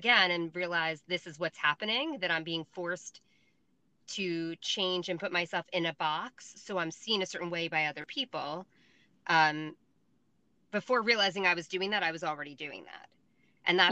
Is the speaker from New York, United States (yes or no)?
yes; Long Island, New York, United States; accent: Long Island; my Long Island accent